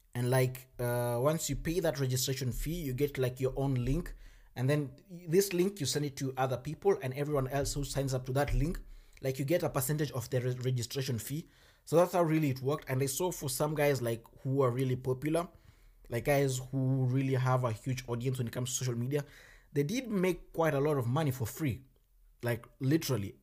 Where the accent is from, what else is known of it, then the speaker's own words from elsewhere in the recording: Kenya; moved away as an adult; now in Germany; I come from Kenya